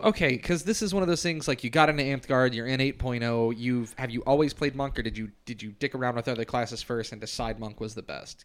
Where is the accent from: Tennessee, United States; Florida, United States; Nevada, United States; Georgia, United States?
Tennessee, United States; East; we're from East Tennessee